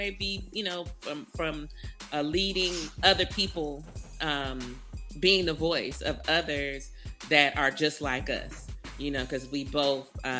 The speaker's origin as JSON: {"language": "English", "region": "California", "country": "United States", "tie": "born or raised there", "moved": "yes", "lives_now": "Texas, United States", "said": "born and raised in California."}